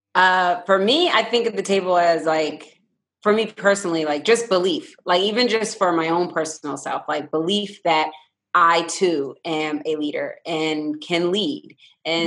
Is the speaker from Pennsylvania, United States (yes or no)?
yes; Philadelphia, Pennsylvania, United States; now in Newport News, United States; I was born and raised in Philadelphia